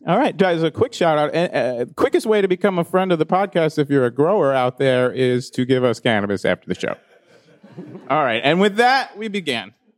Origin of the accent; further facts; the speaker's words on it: East Coast, United States; moved away; I grew up on the East Coast.